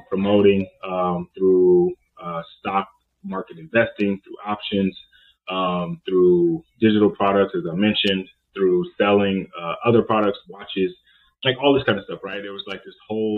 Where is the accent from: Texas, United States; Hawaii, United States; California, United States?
California, United States; Oakland, Richmond, San Francisco Bay Area; I'm from the Oakland, Richmond, San Francisco Bay area